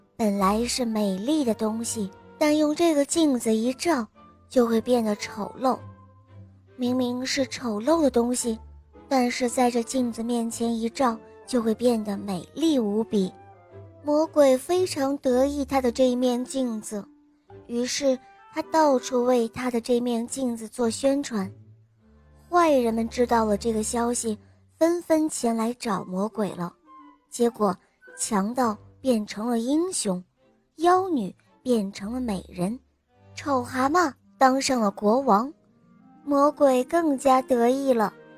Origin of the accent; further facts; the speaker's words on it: Jiujiang, Jiangxi, China; 我是…了，我来自江西九江